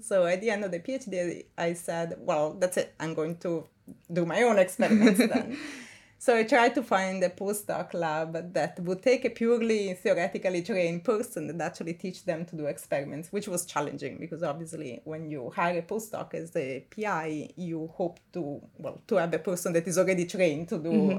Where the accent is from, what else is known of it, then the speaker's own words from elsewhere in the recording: Milan, Lombardy, Italy; moved away as an adult; now in Cambridge, United Kingdom; I'm from Milan, close to Milan